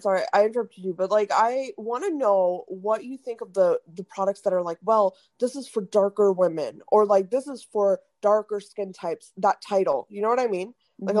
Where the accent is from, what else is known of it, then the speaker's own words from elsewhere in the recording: India; because, you know, as Indian, I also saw that too. You know, there's an Indian aisle for stuff.